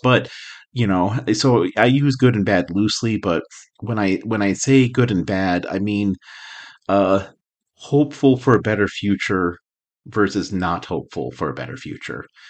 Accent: Albuquerque, New Mexico, United States; I grew up in Albuquerque

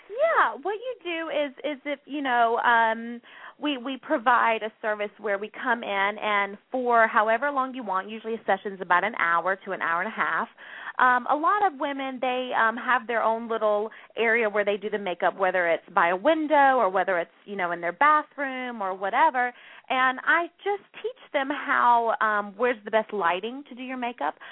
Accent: North Carolina, United States; accent: Southern; moved away as an adult; now in New York, United States; I'm originally from the South. I'm from North Carolina, so a, a Southern girl at heart. I'm pretty sure you could hear my accent

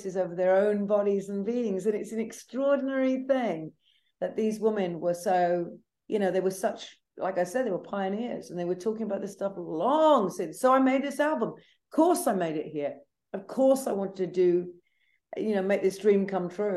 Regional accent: United Kingdom; accent: British; also born or lived in London; now in New Orleans, United States; as you can tell with my British accent, because I live between London and here where you find me in New Orleans

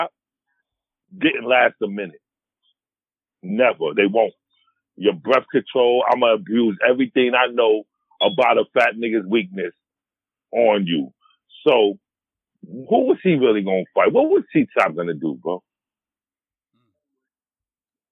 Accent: New York City, New York, United States; I'm from Harlem

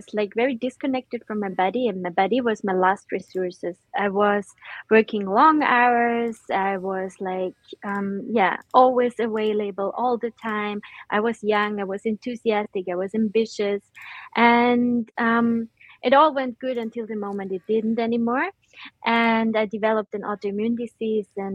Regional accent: Austria; now in Netherlands; I'm usually located in the Netherlands, but originally I'm from Austria

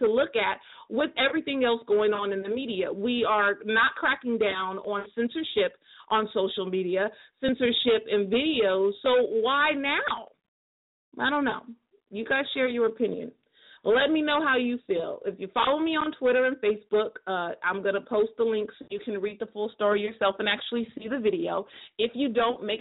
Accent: United States; I can only speak for America because I'm American

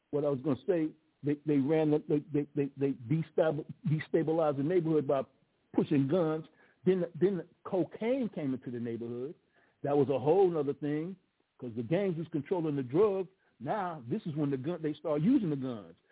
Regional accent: Chicago, Illinois, United States; Now I'm from Chicago

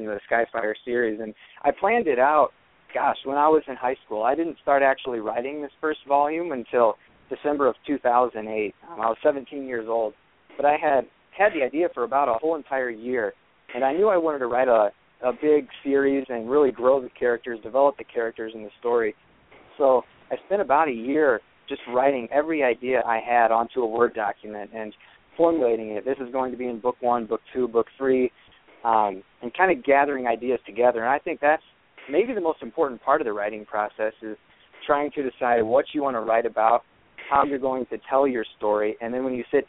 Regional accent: Bloomington, Illinois, United States; moved away as an adult; now in Davenport, United States; After growing up in Bloomington, Illinois, I attended Central Catholic High School, graduated from there in the spring of 2010, and I lived there pretty much my whole life

